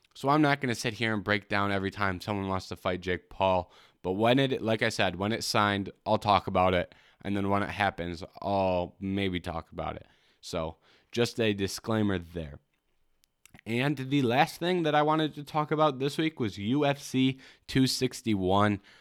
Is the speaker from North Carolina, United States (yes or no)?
no; Michigan, United States; I'm from Michigan.